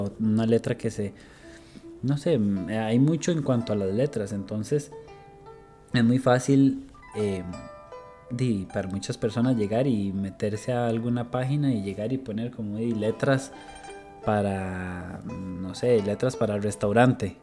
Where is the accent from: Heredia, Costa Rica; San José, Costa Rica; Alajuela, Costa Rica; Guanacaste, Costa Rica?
Heredia, Costa Rica; Barva; soy de, de Barba Heredia